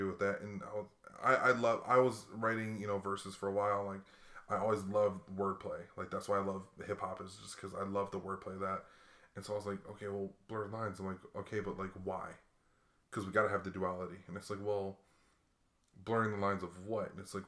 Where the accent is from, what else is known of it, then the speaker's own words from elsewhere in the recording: Hawaii, United States; hey man, I was a kid growing up in Hawaii. I'm a biracial kid growing up in Hawaii.